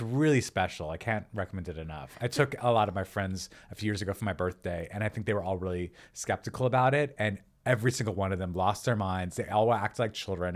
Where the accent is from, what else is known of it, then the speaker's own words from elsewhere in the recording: New Mexico, United States; also born or lived in Los Angeles, United States; now in Encino, United States; I'm from New Mexico. So we wrote, we wrote, wrote a lot of recipes that sort of reflect the food that we grew up eating